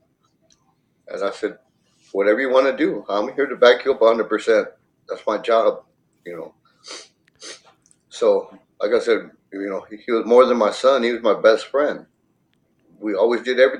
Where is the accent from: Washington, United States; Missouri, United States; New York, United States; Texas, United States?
Texas, United States; Edinburg; I'm from Edinburgh, Texas